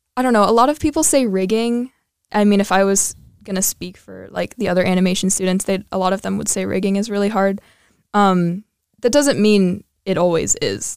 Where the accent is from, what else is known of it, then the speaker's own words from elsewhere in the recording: Colorado, United States; moved away; I am from Colorado